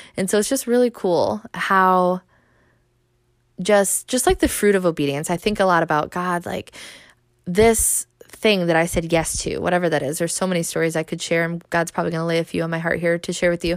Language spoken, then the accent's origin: English; Michigan, United States; I'm originally from Michigan